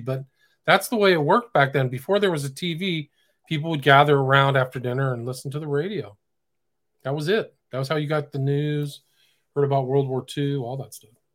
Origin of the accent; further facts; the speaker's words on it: Palo Alto, California, United States; I grew up in Palo Alto